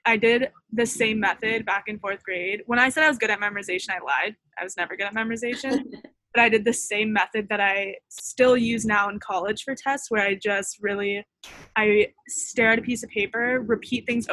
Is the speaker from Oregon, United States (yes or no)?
no; California, United States; we're from California.